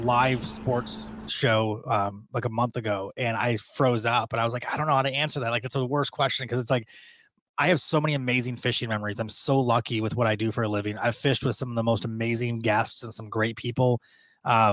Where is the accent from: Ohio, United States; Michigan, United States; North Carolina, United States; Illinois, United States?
Michigan, United States; Detroit; I'm from Detroit. Like we have the rudest people in the world here on the freeways